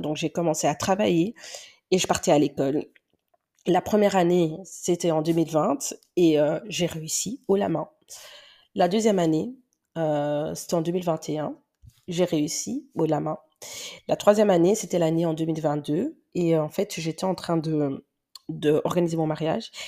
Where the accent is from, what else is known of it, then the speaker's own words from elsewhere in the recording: Belgium; accent: Belgian; C'est peut-être pour ça que vous entendez mon accent belge. Ouais, il est vraiment belge.